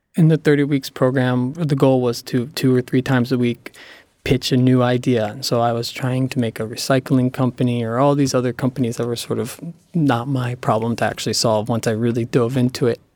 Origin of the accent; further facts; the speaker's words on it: Cranford, New Jersey, United States; My hometown, Cranford, New Jersey